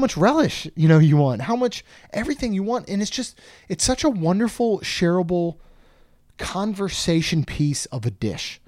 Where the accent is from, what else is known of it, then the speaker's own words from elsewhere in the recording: Maryland, United States; growing up in Maryland